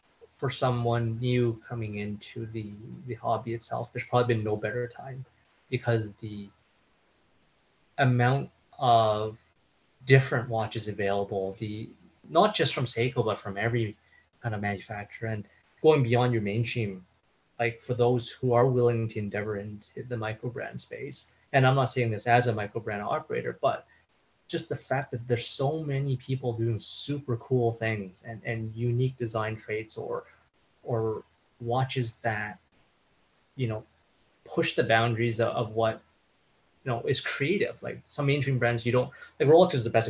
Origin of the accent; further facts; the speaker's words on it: Canada; we wanted to pay homage to Canada, because that's where we are from